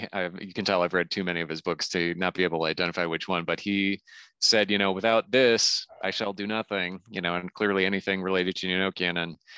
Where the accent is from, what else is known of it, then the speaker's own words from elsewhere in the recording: Saint Paul, Minnesota, United States; in the Twin Cities, in Minneapolis, I should say specifically, because I grew up in St. Paul, so we specifically say which city it is.